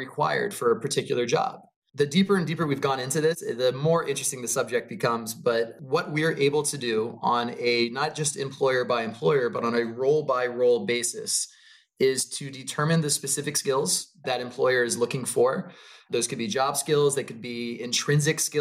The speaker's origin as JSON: {"language": "English", "region": "Maryland", "country": "United States", "tie": "born or raised there", "moved": "as an adult", "lives_now": "California, United States", "said": "I grew up outside of DC. I grew up in Maryland on the East Coast."}